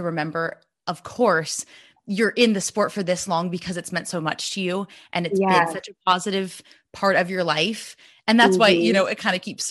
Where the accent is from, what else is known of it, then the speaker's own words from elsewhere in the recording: California, United States; I was born and raised in California